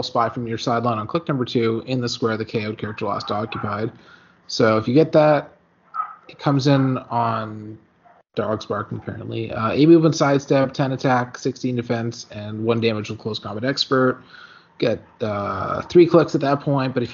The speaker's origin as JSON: {"language": "English", "country": "Canada", "said": "we're Canadian"}